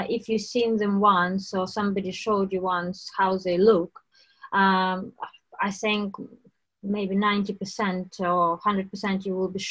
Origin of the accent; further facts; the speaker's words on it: Dubno?, Rivne Oblast, Ukraine; moved away as an adult; now in United Kingdom; I was born in Ukraine in 1985, and I lived in Ukraine until I was 24. I lived in a little town, railway town called Dolbuniv in Rivne region